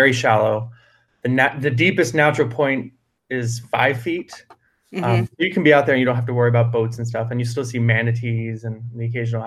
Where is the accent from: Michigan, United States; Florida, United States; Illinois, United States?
Florida, United States; Merritt Island; moved away as an adult; also born or lived in California; now in North Florida, United States; I grew up on North Merritt Island, which is kind of the more rural side of Merritt Island